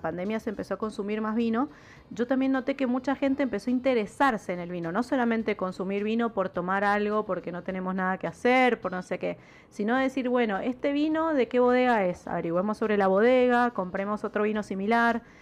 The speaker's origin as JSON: {"language": "Spanish", "region": "Mendoza", "country": "Argentina", "accent": "tonada mendocina", "said": "nuestra tonada mendocina"}